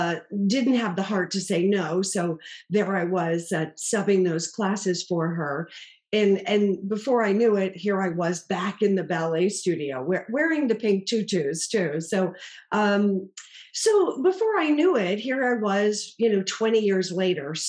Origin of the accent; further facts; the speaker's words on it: Boston, Massachusetts, United States; I grew up in Boston, Massachusetts